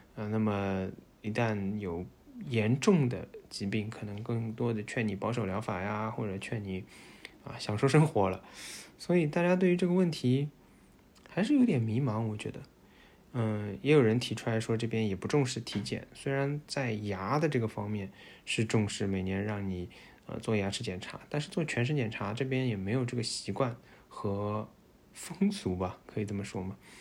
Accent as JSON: {"language": "Chinese", "region": "Shanghai", "country": "China", "moved": "as an adult", "lives_now": "Netherlands", "said": "我们上海人就会被说排外"}